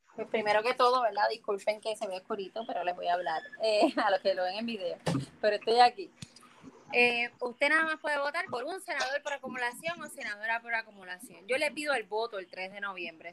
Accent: Puerto Rico; moved away; de la misma forma que me fui de Puerto Rico, volví para cambiar esto

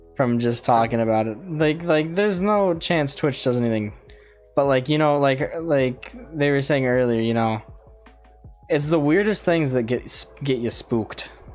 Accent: United States; we're American

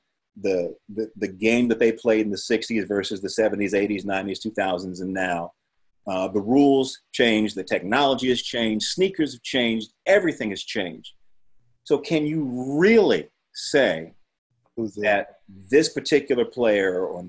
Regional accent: Chapel Hill, North Carolina, United States; growing up in North Carolina

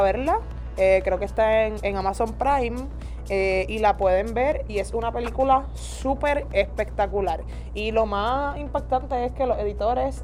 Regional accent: Ponce, Puerto Rico

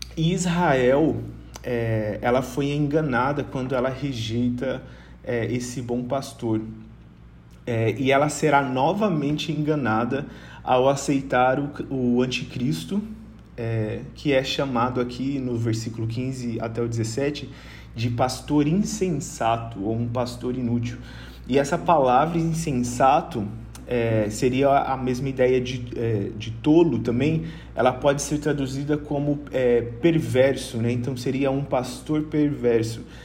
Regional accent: Rondônia, Brazil; moved away as an adult; now in Vitória, Brazil; Eu sou de Rondônia, mas eu moro aqui em Vitória há quase cinco anos.

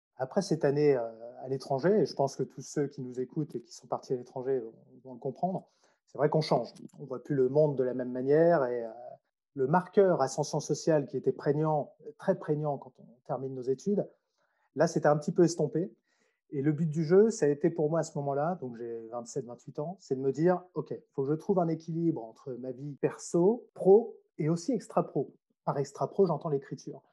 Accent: Troyes, Grand Est, France; moved away as an adult; also born or lived in Strasbourg / Nancy / Lyon / Australia; je suis né à Troyes, c'est une ville qui se trouve, on va dire, entre Paris et Nancy

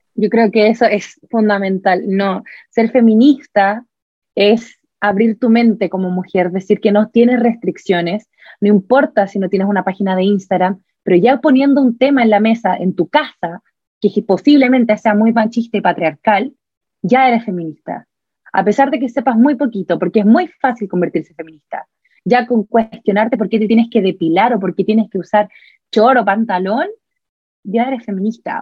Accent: Chile; soy chilena, eh, soy blanca

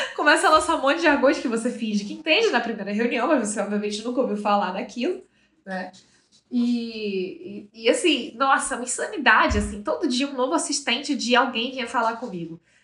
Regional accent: Manaus, Amazonas, Brazil; moved away as an adult; now in São Paulo, Brazil; uma adolescente que foi nascida e criada em Manaus. Para quem não sabe, eu sou de lá, mas moro em São Paulo já há seis anos

